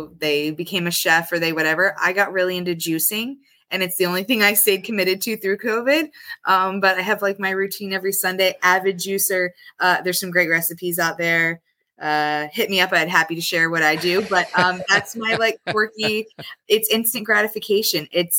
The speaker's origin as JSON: {"language": "English", "town": "Bradenton", "region": "Florida", "country": "United States", "tie": "born or raised there", "also_born_or_lived": "Columbus, Ohio", "said": "I was born in Columbus, Ohio, but my family moved down here when I was two. So I am grown up Bradenton, graduated from Bayshore High School"}